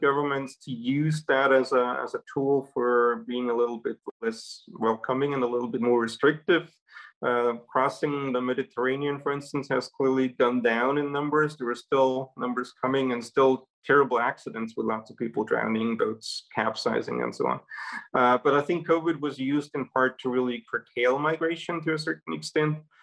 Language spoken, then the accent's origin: English; Salzburg, Austria; moved away; That's my hometown in, in Europe.